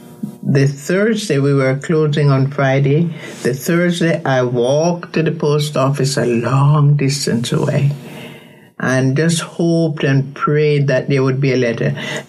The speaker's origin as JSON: {"language": "English", "country": "Jamaica", "also_born_or_lived": "Haiti", "moved": "as an adult", "said": "I'm from Jamaica"}